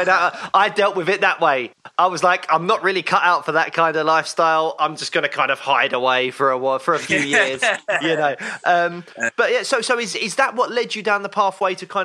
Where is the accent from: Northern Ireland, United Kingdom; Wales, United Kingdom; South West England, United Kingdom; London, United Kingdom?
London, United Kingdom; I grew up on a council estate in Peckham